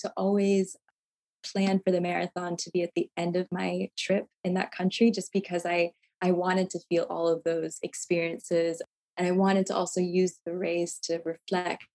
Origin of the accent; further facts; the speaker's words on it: United States; me as an American